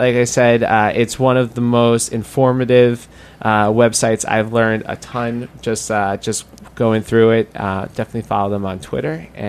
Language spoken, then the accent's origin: English; New York, United States; It's something that you want to do as a New Yorker, as a restaurateur